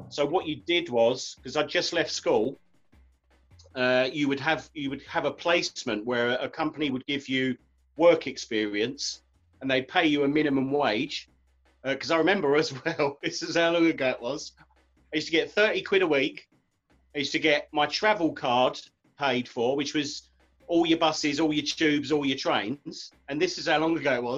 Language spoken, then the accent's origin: English; Romford, London, United Kingdom; Yeah, well, first time I came in, because obviously I'm from Romford.